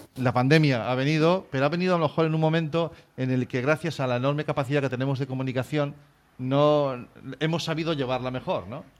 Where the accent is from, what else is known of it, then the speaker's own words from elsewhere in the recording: Galicia, Spain; como gallego que soy